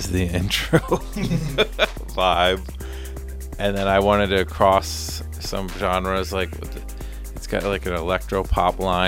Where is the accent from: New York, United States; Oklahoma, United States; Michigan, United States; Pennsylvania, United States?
Michigan, United States; Detroit; also born or lived in Cleveland, Ohio; now in San Francisco Bay Area, United States; I was born in Cleveland, and then we moved to Detroit